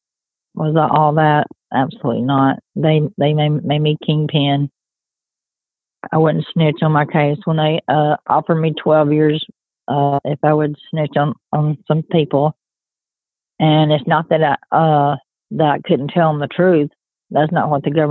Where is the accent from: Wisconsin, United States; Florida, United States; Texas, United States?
Texas, United States; Mabank; I grew up in Maybank, Texas. That's where I graduated